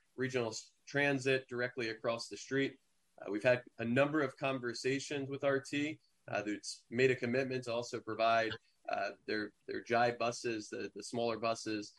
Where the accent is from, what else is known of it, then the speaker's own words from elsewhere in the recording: East Coast, United States; now in Sacramento area, United States; I'm from the East Coast